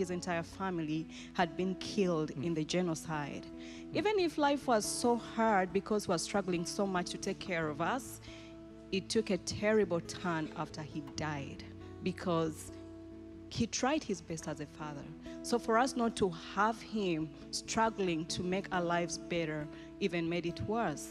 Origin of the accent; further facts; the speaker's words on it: Kampala, Central Region, Uganda; now in Germantown, Maryland, United States; Growing up in Uganda was so hard. I grew up in one of the biggest slums in Kampala called Naguru.